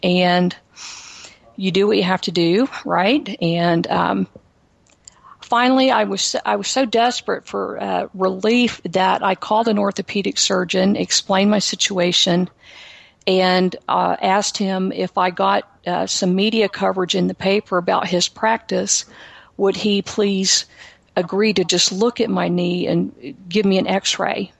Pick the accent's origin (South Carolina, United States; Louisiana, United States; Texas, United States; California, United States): Texas, United States; Houston; I am from Texas. I am a native Houstonian